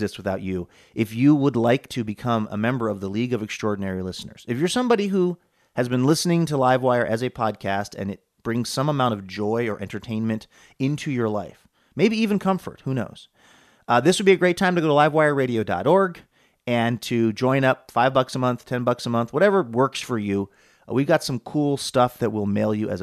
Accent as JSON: {"language": "English", "town": "Seattle", "region": "Washington", "country": "United States", "tie": "born or raised there", "said": "Seattle, Washington, my hometown"}